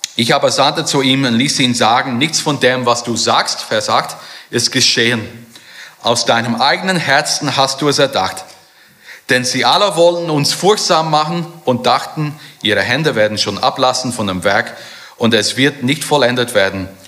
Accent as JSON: {"language": "German", "country": "Germany", "said": "bei uns in Deutschland"}